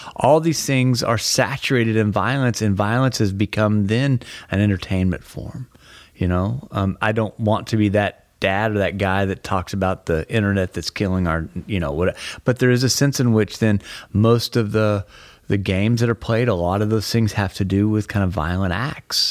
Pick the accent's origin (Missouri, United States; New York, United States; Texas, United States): Texas, United States; I'm from Texas